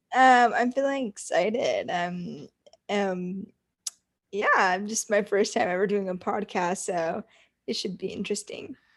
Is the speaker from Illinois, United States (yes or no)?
no; Watsonville, California, United States; moved away as an adult; also born or lived in San Francisco, United States; now in Orange County, United States; I am actually from Watsonville, California